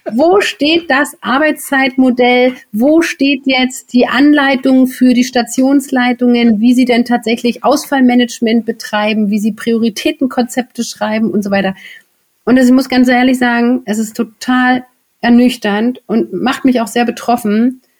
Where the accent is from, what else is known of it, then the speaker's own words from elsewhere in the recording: Berlin, Germany; ich komme ja auch aus Berlin, wir brauchen hier in Berlin Pankow